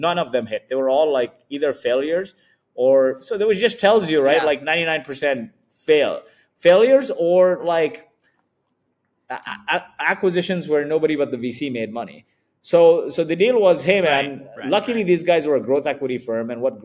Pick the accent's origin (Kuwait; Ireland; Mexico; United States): Kuwait; now in Dubai, United Arab Emirates; I was born in Kuwait